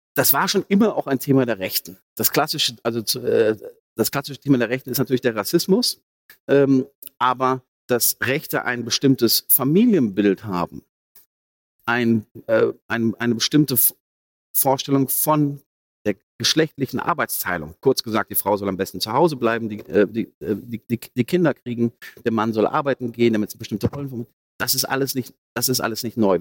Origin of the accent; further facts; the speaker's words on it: Ruhr area, North Rhine-Westphalia, Germany; Ich komme vom Dorf, aus dem Ruhrgebiet